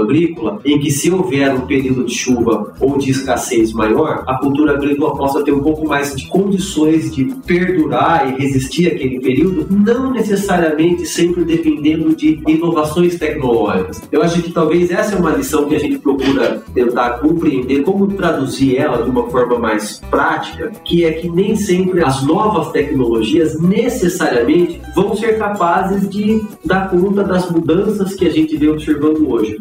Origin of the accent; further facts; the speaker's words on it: Brazil; enquanto brasileiros